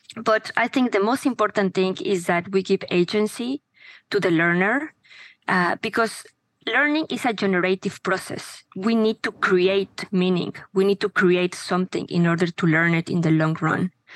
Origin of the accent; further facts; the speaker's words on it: Mexico; moved away as an adult; now in United States; I am from Mexico. I was born there. I have been living in the US for the last 20 uh, something